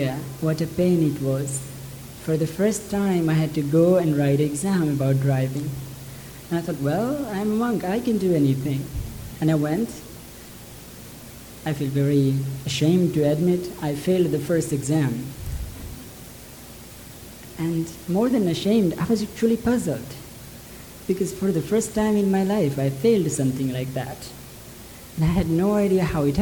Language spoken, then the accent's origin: English; near Lumbini, Lumbini Province, Nepal; From childhood, I was born near Lumbini, where Buddha was born